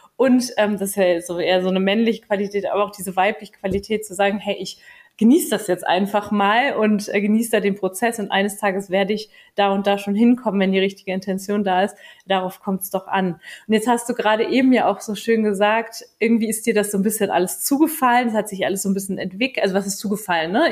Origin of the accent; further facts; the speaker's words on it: Germany; bei uns in Deutschland